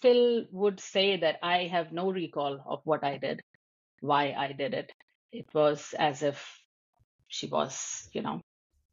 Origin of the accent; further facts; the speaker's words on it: India; moved away as an adult; now in United States; I'm an Indian